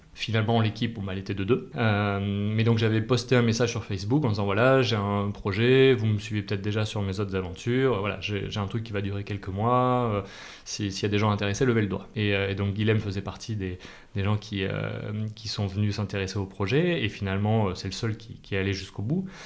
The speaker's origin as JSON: {"language": "French", "town": "Clermont-Ferrand", "region": "Auvergne-Rhône-Alpes", "country": "France", "tie": "born or raised there", "also_born_or_lived": "Paris region", "moved": "as an adult", "lives_now": "Aix-en-Provence, France", "said": "j'ai grandi en Massif Central, Clermont-Ferrand"}